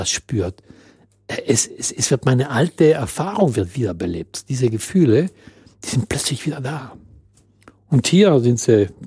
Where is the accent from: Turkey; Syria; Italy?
Italy; moved away as an adult; now in Germany; meine Identität mehr in Italien verordnet war und ich bin dort zu Hause und das ist mein Land.